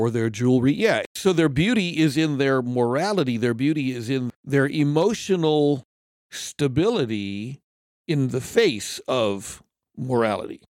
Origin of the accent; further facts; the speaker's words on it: California, United States; also born or lived in Japan; I grew up in California, before California went crazy